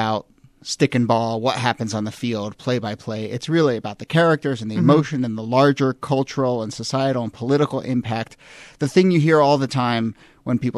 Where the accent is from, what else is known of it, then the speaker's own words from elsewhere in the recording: Washington, District of Columbia, United States; when I was growing up in the D.C. area